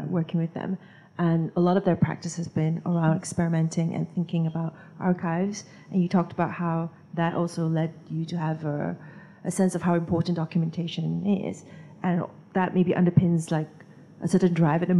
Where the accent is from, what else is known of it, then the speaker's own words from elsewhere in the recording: Singapore; I come from Singapore where it's quite authoritarian